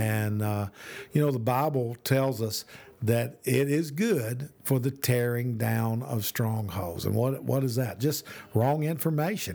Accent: Birmingham, Alabama, United States; also born or lived in Oklahoma; now in Tennessee, United States; I'm from Birmingham

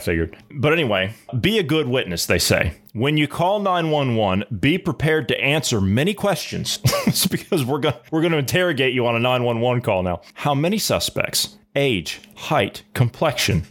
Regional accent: Midwest, United States; We weren't raised in the city. We were raised in the Midwest.

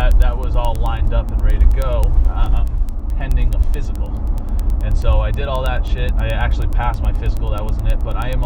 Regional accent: Maine, United States; also born or lived in Seattle, Washington; I was born out west in Seattle, but I've lived most of my life in Maine

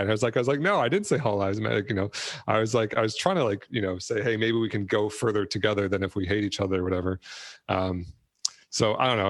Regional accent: Detroit, Michigan, United States; I grew up in Detroit

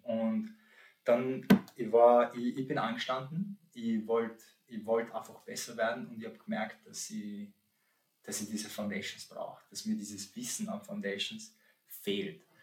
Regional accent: St. Pölten, Lower Austria, Austria; also born or lived in Poland; now in Vienna, Austria; ich bin um, ähm, aus Polen, wohne aber seitdem eher kleiner Bursche bin in, in Österreich, bin in St. Pölten aufgewachsen und wohne jetzt in Wien

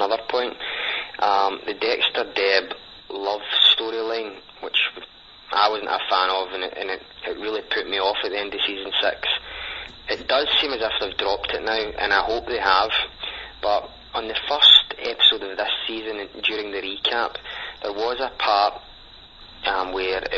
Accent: Scotland, United Kingdom; accent: thick accent; from Scotland.

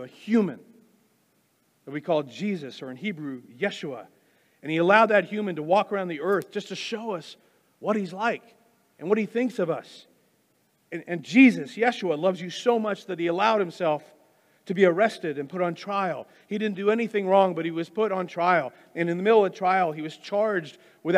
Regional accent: Wichita, Kansas, United States; also born or lived in Wisconsin; My dad and I moved from Wisconsin to Kansas, here to Wichita

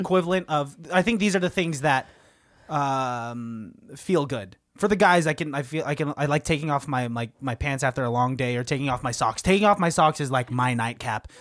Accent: Pittsburgh, Pennsylvania, United States; growing up in Pittsburgh

